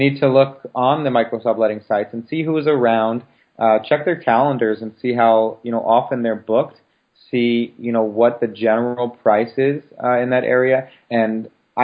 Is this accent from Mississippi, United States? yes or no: no; Baltimore, Maryland, United States; moved away; Baltimore, which is my hometown